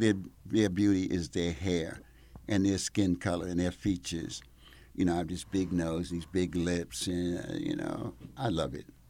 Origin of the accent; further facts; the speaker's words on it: Mount Vernon, New York, United States; moved away as an adult; now in Italy; I grew up in Mount Vernon, New York. So, on the other side of the Bronx